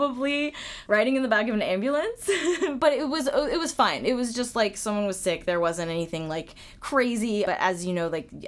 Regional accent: Florida, United States; moved away as an adult; now in New York, United States; I grew up in Florida

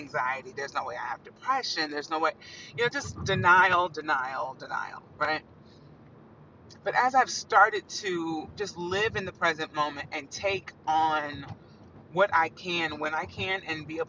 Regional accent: Evansville, Indiana, United States; moved away as an adult; also born or lived in Huntsville; now in New York City, United States; I grew up in Evansville

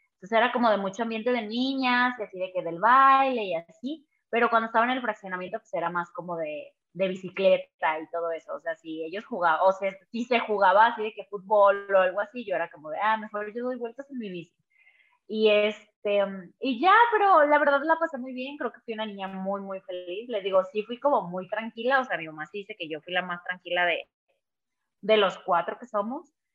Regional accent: Guadalajara, Jalisco, Mexico; soy de Guadalajara

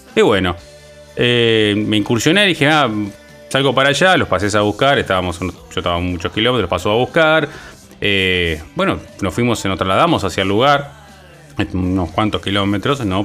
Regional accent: Uruguay; mi país, que es Uruguay

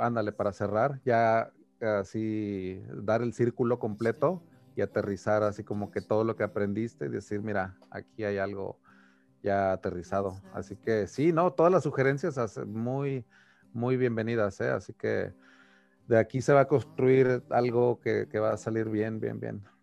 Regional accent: Taxco, Guerrero, Mexico; moved away as an adult; also born or lived in Cuernavaca, Morelos / Mexico City / Italy; now in United States; nací en Cuernavaca, en Morelos, pero luego, luego, pues me crié en Tasco Guerrero

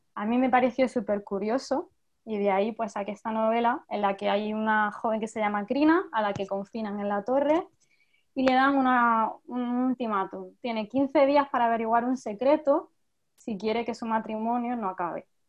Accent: Jaén, Andalusia, Spain; yo soy de Jaén

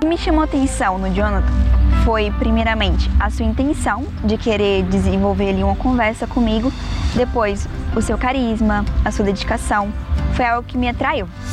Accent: Catalão, Goiás, Brazil; sou de Catalão, Goiás

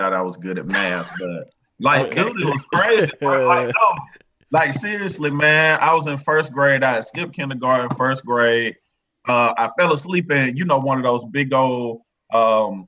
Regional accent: Daytona Beach, Florida, United States; moved away; also born or lived in Marietta, Georgia; I'm originally from Daytona Beach, Florida

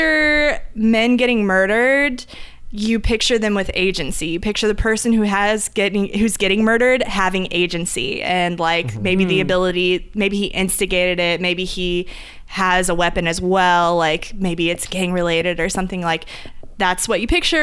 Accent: Indiana, United States; I'm from Indiana

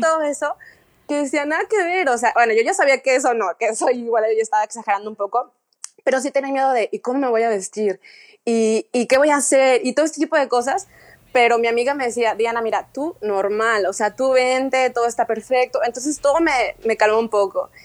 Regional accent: Guadalajara, Jalisco, Mexico; moved away as an adult; now in Dubai, United Arab Emirates; yo soy de Guadalajara

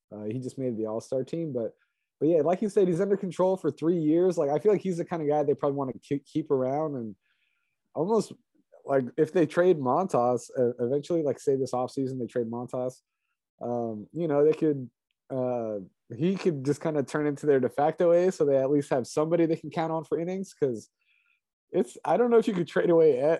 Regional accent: East Bay, California, United States; I grew up in the East Bay uh, as a kid

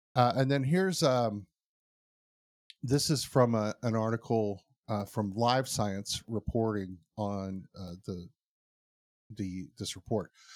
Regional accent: United States; I'm American

